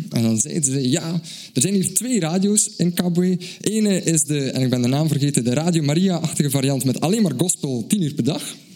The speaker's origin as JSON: {"language": "Dutch", "country": "Belgium", "said": "uit België."}